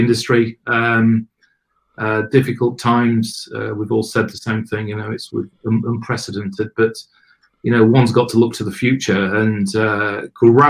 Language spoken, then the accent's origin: English; Yorkshire and the Humber, United Kingdom; now in Manchester, United Kingdom; a Yorkshireman that's been masquerading as a Mancunian.